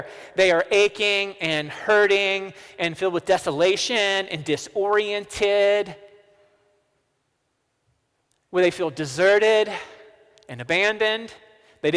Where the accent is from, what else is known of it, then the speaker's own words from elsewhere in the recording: the South, United States; accent: southern; my southern accent